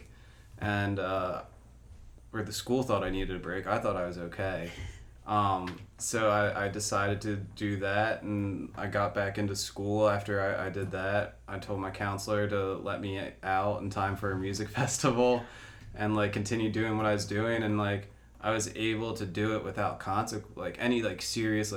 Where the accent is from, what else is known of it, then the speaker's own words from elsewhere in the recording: Media, Pennsylvania, United States; also born or lived in Chile; I grew up in Media, Pennsylvania.